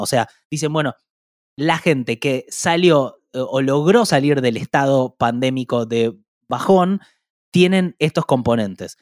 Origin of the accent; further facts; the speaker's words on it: Argentina; como argentinos